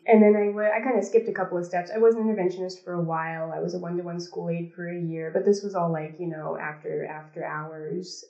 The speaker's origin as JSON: {"language": "English", "area": "Seattle area, San Juan Islands", "region": "Washington", "country": "United States", "moved": "as an adult", "lives_now": "Dakar, Senegal", "said": "I'm originally from Seattle, uh, Seattle area, San Juan Islands in the U.S."}